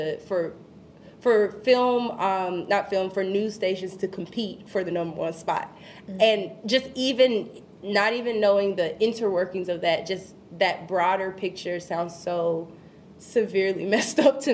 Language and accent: English; Kinston, North Carolina, United States; moved away as an adult; now in Chicago, United States; My hometown, Kinston, North Carolina